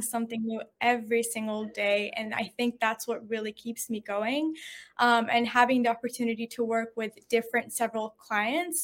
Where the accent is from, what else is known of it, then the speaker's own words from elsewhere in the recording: Houston, Texas, United States; also born or lived in Syria / San Antonio, Texas; I was originally from Houston. I was in Houston, but I went to college in San Antonio